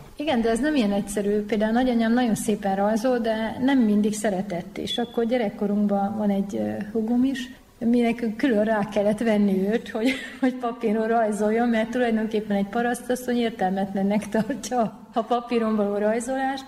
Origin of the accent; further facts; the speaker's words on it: Jászapáti, Jász-Nagykun-Szolnok, Hungary; mi Jászapátén egy zárt közösségbe éltünk, ami nagyon erős jársági hagyományokkal rendelkezett. Ez egy tízezer fős település, ahol szinte mindenki ismert mindenkit